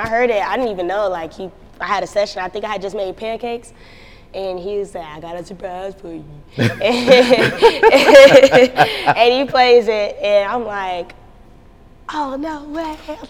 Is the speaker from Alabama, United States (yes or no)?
no; North Carolina, United States; Like, you gotta come to LA, like, where are you from? And I was like, North Carolina, but it just so happened that I was going out there in a couple of weeks.